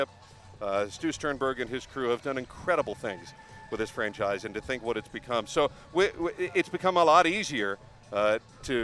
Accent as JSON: {"language": "English", "town": "Baltimore", "region": "Maryland", "country": "United States", "moved": "yes", "said": "I'm from Baltimore in the 70s and early 80s"}